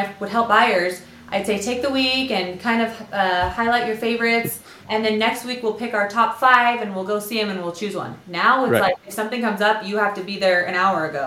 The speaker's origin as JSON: {"language": "English", "town": "San Diego", "region": "California", "country": "United States", "moved": "yes", "lives_now": "Utah, United States", "said": "I'm from North County, San Diego originally, but I've been here for like 15 years"}